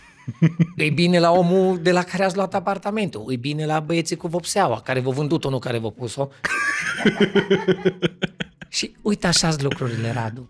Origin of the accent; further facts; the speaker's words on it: Cluj-Napoca, Cluj County, Romania; sunt actor din Cluj, născut, crescut, familie tot